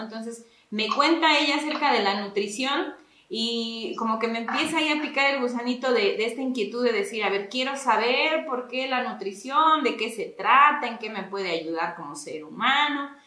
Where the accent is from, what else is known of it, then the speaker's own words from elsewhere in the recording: Agua Blanca de Iturbide, Hidalgo, Mexico; now in Ixmiquilpan, Mexico; Yo soy originaria del municipio de Aguablanca de Iturbide, también perteneciente al estado de Hidalgo, pero llevo pues ya bastante tiempo radicando en Ixmiquilpan.